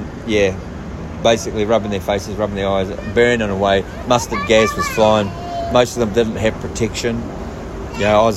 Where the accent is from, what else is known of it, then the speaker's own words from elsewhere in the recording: Thames, Waikato, New Zealand; I come from Thames